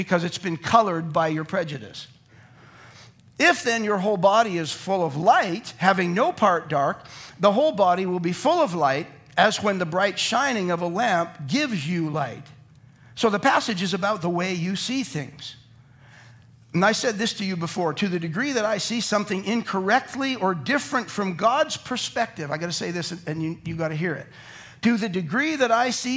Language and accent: English; Calgary, Alberta, Canada; I grew up in Calgary, where everyone was white.